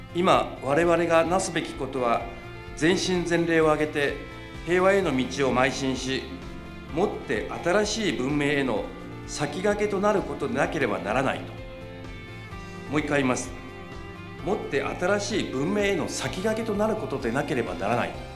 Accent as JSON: {"language": "Japanese", "region": "Hiroshima", "country": "Japan", "tie": "born or raised there", "said": "私生まれも育ちも広島なんですけど"}